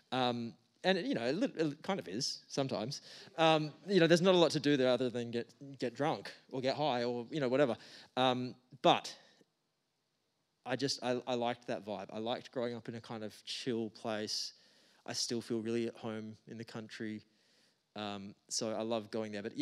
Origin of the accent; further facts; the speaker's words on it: Geraldton, Western Australia, Australia; you can kind of you can move away from Geraldton, but the Gero Dero is always inside you forever